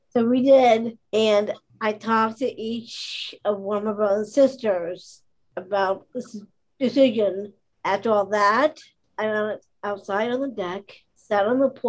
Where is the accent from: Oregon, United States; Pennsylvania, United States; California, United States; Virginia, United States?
Pennsylvania, United States; Pittsburgh; I grew up here in Pittsburgh